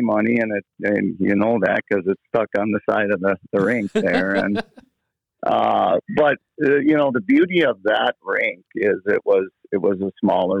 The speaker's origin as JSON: {"language": "English", "town": "Thief River Falls", "region": "Minnesota", "country": "United States", "tie": "born or raised there", "said": "Yeah, I guess it was like a lot like a lot of northern Minnesota kids."}